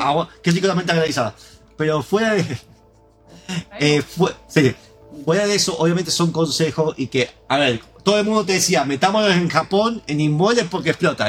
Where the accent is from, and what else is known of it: Argentina